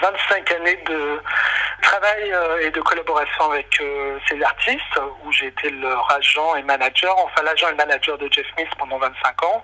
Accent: Lyon, Auvergne-Rhône-Alpes, France; moved away as an adult; euh, je viens de Lyon. J'ai euh, grandi à Lyon euh, pendant toute mon adolescence. Et puis après, je suis monté à Paris à l'âge de 18 ans

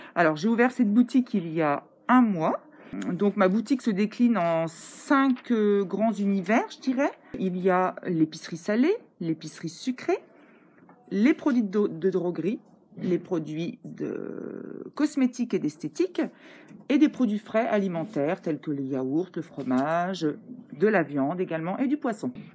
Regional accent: Vouziers, Grand Est, France; moved away; je suis originaire d'ici, je suis née à Vouziers

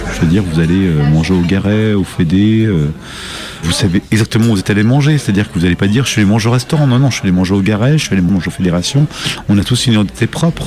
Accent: Saint-Étienne, Auvergne-Rhône-Alpes, France; also born or lived in Saint-Cyr-au-Mont-d'Or; now in Lyon, France; je suis patron d'un bouchon euh, à Lyon je suis né à Saint-Étienne

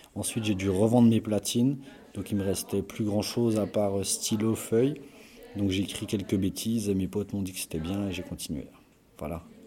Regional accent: Belfort, Bourgogne-Franche-Comté, France; je suis de Belfort.

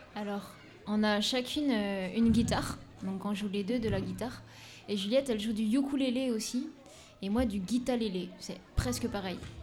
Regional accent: Madagascar; je suis née à Madagascar.

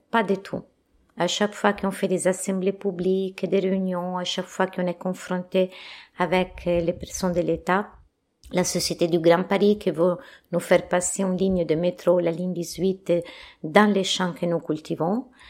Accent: Italy; French is a second language; moved away as an adult; now in France; je suis italienne

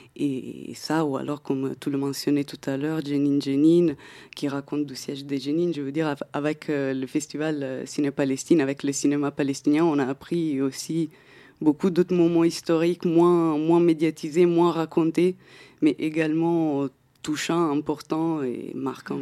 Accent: Italy; moved away; je viens d'Italie à la base

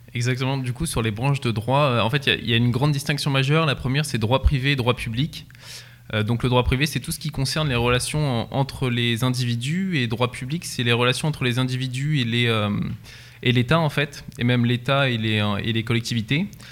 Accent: Centre-Val de Loire, France; Perdu entre Nogent-le-Rotrou et Chartres, un petit village de campagne

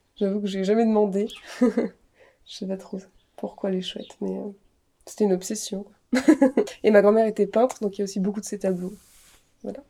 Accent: Annecy, Auvergne-Rhône-Alpes, France; on vient d'Annecy

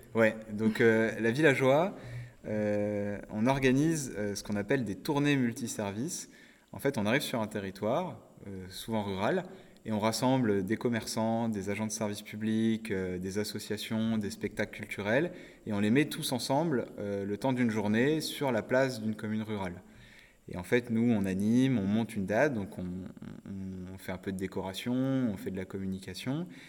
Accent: Nord-Pas-de-Calais, Hauts-de-France, France; also born or lived in Côte-d'Or; je suis originaire de Côte d'Or avec ma famille, mais j'ai grandi dans le Nord-Pas-de-Calais. Donc j'ai fait toute mon enfance là-bas

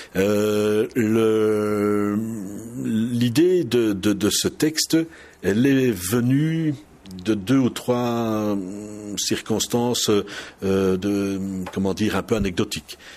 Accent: Charleroi, Wallonia, Belgium; accent: Walloon of Charleroi; now in Mons, Belgium; je suis né à Charleroi et je parle le wallon de Charleroi.

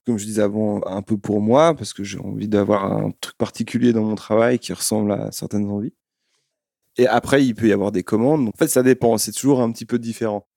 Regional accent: Lyon, Auvergne-Rhône-Alpes, France; moved away; also born or lived in Switzerland; Je ne suis pas suisse, je viens de Lyon

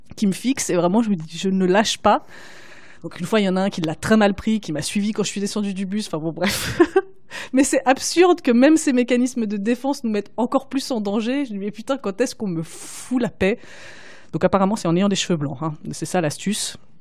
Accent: Paris, Île-de-France, France; j'ai pas pu faire ça en grandissant, surtout en grandissant à Paris

